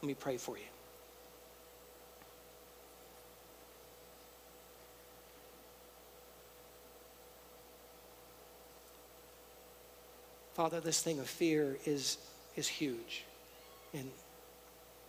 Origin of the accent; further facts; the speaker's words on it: San Antonio, Texas, United States; moved away; I'm from San Antonio, so tacos are a big thing.